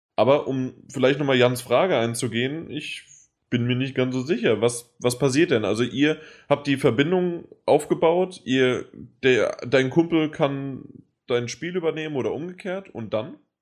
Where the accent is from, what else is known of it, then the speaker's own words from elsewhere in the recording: Germany; bei uns in Deutschland